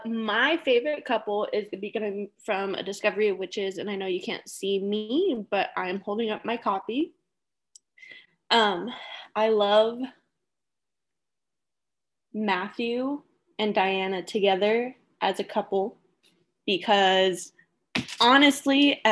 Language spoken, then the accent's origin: English; United Kingdom; accent: British; But, you know, with my British accent and everything, it's a struggle.